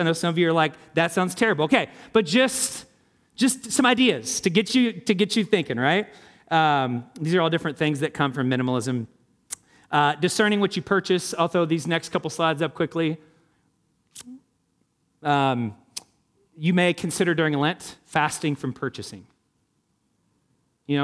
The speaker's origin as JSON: {"language": "English", "region": "Indiana", "country": "United States", "tie": "born or raised there", "said": "I grew up in Hamilton County. Hated all the opulence and the excess."}